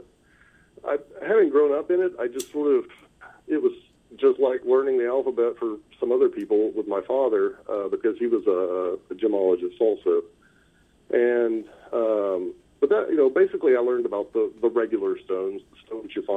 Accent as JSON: {"language": "English", "area": "Huntsville, Hartselle, Decatur area", "region": "North Alabama", "country": "United States", "tie": "born or raised there", "said": "I grew up in North Alabama, in the Huntsville, Hartsville, Decatur area, on the Tennessee River"}